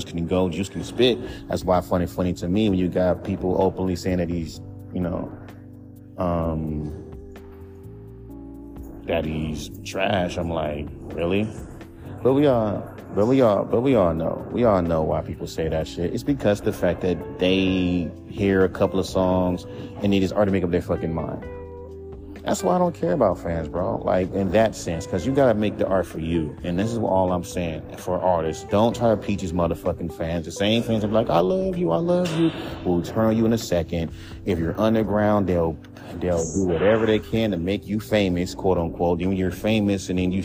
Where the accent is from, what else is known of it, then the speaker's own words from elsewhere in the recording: Los Angeles, California, United States; I'm from California